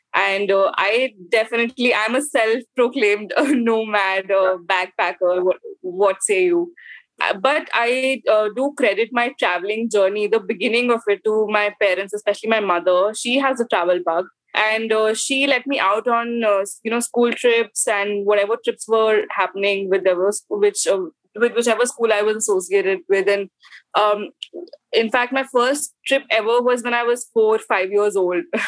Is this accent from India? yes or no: yes; Delhi, India; I am from North India. I'm from Delhi, born and brought up.